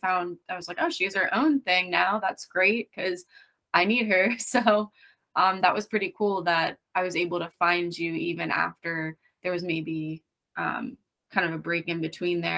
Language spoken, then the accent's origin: English; Lehigh Valley, Pennsylvania, United States; now in Berks County, United States; I grew up in Lehigh Valley, Pennsylvania